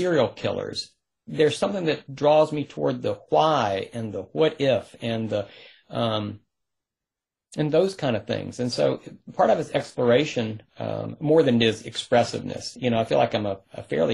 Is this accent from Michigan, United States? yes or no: no; rural North Carolina, United States; I grew up in North Carolina. And it was, rural North Carolina.